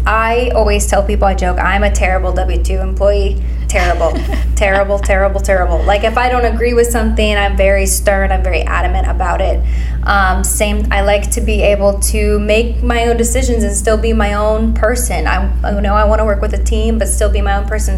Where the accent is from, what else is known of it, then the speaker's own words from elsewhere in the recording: Pleasant Hill, Missouri, United States; I grew up here in Pleasant Hill